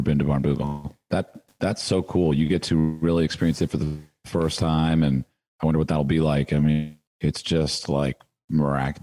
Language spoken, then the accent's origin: English; United States; as an American golfer